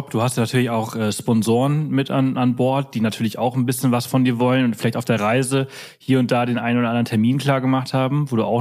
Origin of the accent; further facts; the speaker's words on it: Munich, Bavaria, Germany; now in Brandenburg an der Havel, Germany; Ist natürlich auch ein bisschen schwer, äh, Lokalpatriotismus als Münchner in äh, Brandenburg an der Havel zu haben.